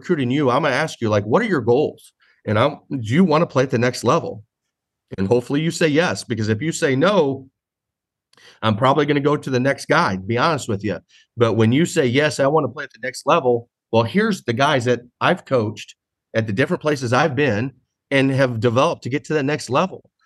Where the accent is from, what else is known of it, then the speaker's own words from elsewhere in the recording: Midwest, United States; now in San Diego, United States; I'm from the Midwest